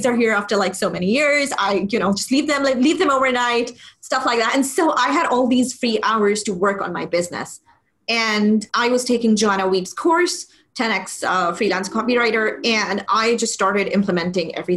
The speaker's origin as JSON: {"language": "English", "country": "Pakistan", "tie": "born or raised there", "also_born_or_lived": "United Arab Emirates", "moved": "as an adult", "said": "born and brought up in Pakistan, but I moved to the UAE in 2007."}